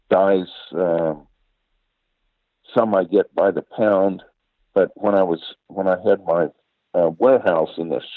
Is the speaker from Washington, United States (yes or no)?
no; Oregon, United States; I'm from Oregon.